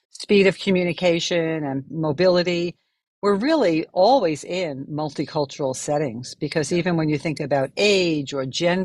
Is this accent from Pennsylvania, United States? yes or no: no; New York City, New York, United States; accent: New Yorker; I'm from New York City, and that's where I'm recording from today.